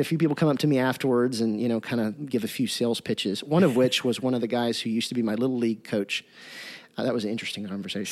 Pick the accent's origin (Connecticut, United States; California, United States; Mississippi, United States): Mississippi, United States; Jackson; I'm from Jackson, Mississippi